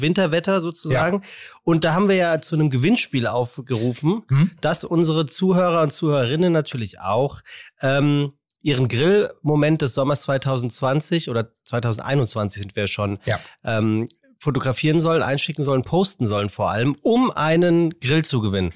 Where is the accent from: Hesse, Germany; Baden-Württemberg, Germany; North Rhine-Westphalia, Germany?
Hesse, Germany; Frankfurt; in meiner Heimat in, ja. in Frankfurt. Ich bin ja tatsächlich in Frankfurt geboren